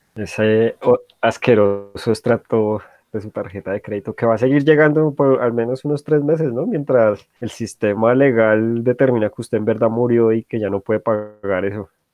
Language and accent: Spanish; Colombia; yo me imagino que de la mayoría de colombianos